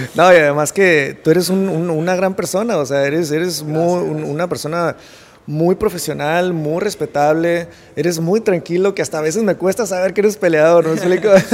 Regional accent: Mexico; aquí en México eh, somos un país, creo yo, muy noble

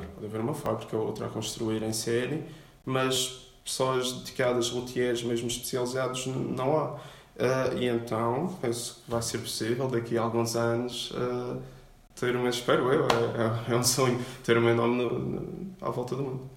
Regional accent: Madeira, Portugal; sou da Madeira, vivo no Caniço

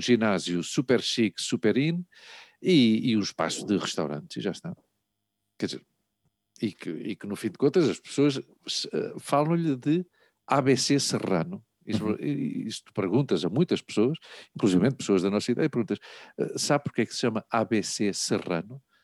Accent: Lisbon, Portugal; moved away as an adult; nós, na nossa adolescência, até que eu, que eu, que eu saí de Portugal, nós vivemos, vive, vivíamos muito Lisboa

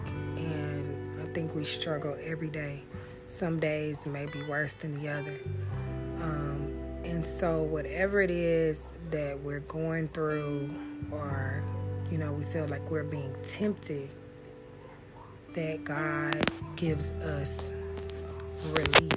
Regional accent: Austin, Texas, United States; I'm from Austin, Texas

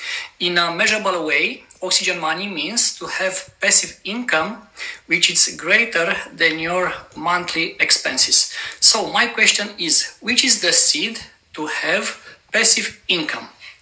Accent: Romania; I'm from Romania.

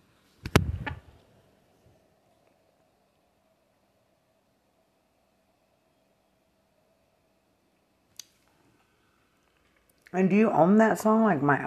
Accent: Lubbock, Texas, United States; I'm from Lubbock, Texas.

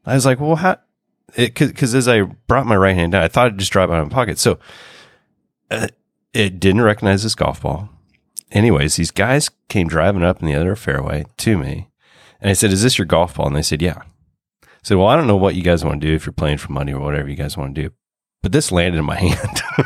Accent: Oregon, United States; we're from Oregon

